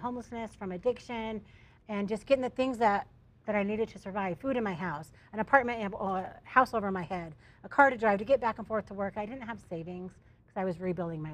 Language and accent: English; Utah, United States; I'm from Utah.